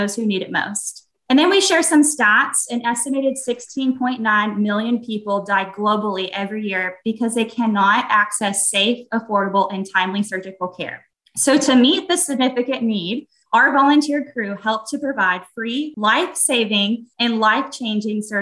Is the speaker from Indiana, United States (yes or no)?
no; Texas, United States; I am from Texas